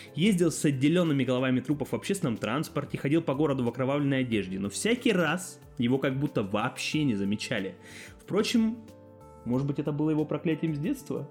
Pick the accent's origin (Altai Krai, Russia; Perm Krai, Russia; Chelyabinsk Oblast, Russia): Altai Krai, Russia; Barnaul; я сам из Барнаула